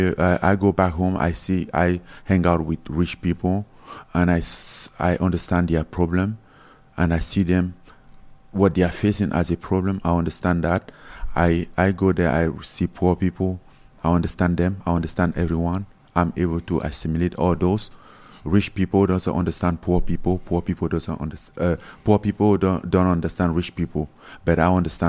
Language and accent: English; Cameroon; moved away as an adult; I grew up in Cameroon, so we have a culture of soccer